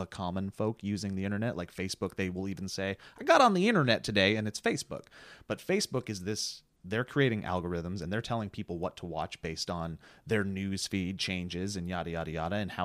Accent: Montana, United States; also born or lived in Eastern Washington; now in Los Angeles, United States; I hail from Montana, and I went to school in Eastern Washington

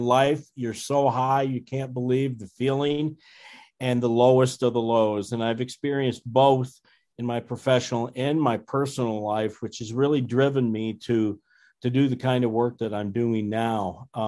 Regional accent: Fort Dodge, Iowa, United States; Well, I'm an Iowan, and I grew up in Iowa in a town called Fort Dodge in Northwest Iowa.

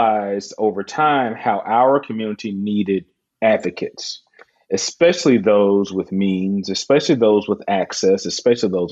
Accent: Alabama, United States; I'm from Alabama

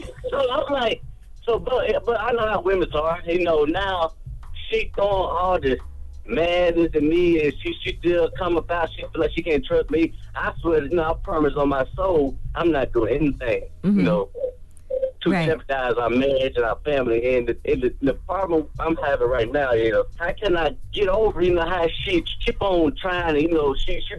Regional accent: Louisiana, United States; Oh, I'm from Louisiana.

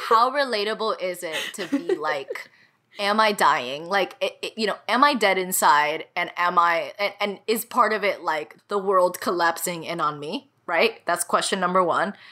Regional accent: Miami, Florida, United States; moved away as an adult; Nothing quite feels like home as this city does. It's a kind of oppressive home for me, or kind of it always felt that way a home that I wanted to get away from

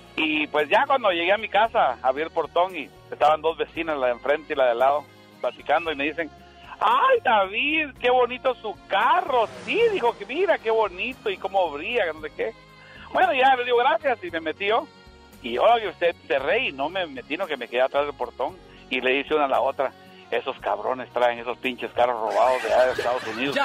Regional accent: San José, Escuintla, Guatemala; moved away; yo soy guatemalteco, del puerto de San José, departamento de Escuintla, Guatemala

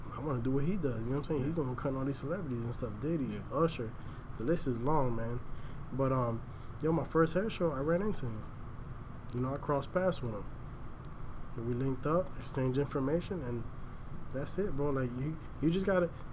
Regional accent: Miami, Florida, United States; moved away as an adult; now in Tampa, United States; I'm originally from Miami. Now I'm up here in Tampa

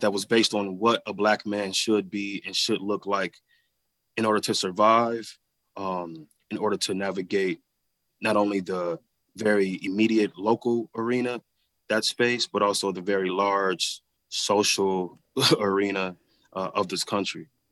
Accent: Flint, Michigan, United States; growing up in Flint

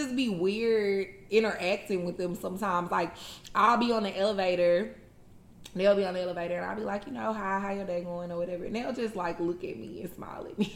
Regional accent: Houston, Texas, United States; growing up in Houston

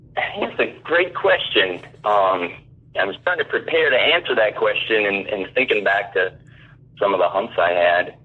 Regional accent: Brainerd, Minnesota, United States; I hail from the Brainerd, Minnesota area

